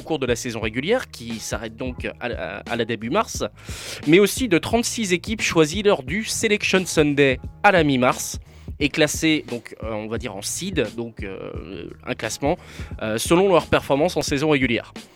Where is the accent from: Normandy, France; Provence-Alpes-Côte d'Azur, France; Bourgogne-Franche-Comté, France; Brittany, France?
Normandy, France; je suis normand